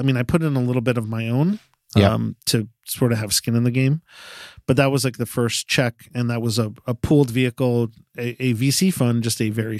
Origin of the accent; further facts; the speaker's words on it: Connecticut, United States; also born or lived in New York; Grew up in Connecticut and New York.